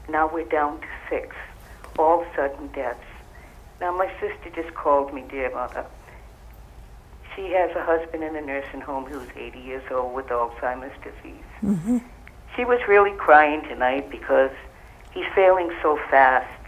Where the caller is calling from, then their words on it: Rhode Island, United States; I'm from Rhode Island.